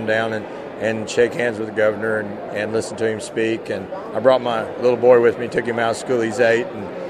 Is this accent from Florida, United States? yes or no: no; Coal Camp, Missouri, United States; I'm from Coal Camp, Missouri.